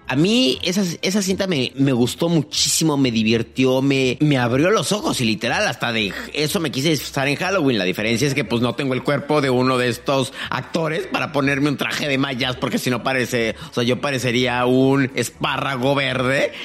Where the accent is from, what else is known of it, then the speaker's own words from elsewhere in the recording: Mexico; como mexicano